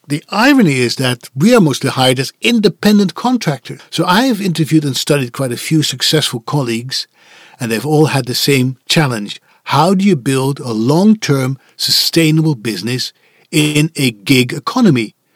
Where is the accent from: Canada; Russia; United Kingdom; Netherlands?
Netherlands; English is a second language; moved away as an adult; It was where I was born, raised, and educated